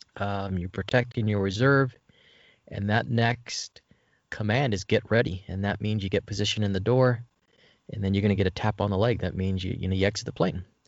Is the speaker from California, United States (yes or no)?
yes; La Puente, California, United States; also born or lived in West Covina; I grew up in La Puente, uh, West Covina, uh, not, definitely not the bad parts, but I grew up in L A County